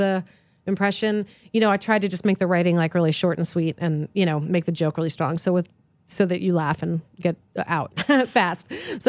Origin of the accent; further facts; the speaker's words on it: East Coast, United States; because I grew up on the East Coast, there's all that sort of patrician access.